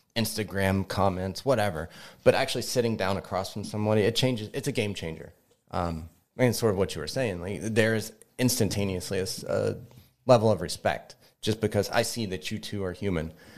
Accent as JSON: {"language": "English", "region": "Kentucky", "country": "United States", "moved": "yes", "lives_now": "Greensburg, United States", "said": "I'm not from here. I'm originally from Kentucky."}